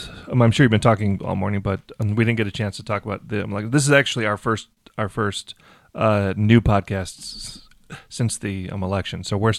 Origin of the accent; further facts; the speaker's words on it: Detroit, Michigan, United States; I'm from Detroit, so I'm a Lions fan.